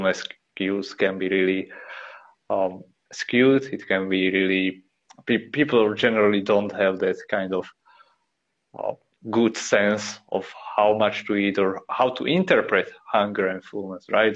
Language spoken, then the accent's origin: English; Slovakia; I'm from Slovakia